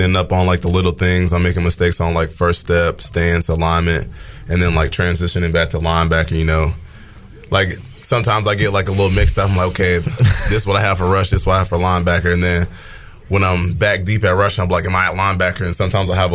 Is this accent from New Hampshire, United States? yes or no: yes; New Hampshire, United States; I was born in New Hampshire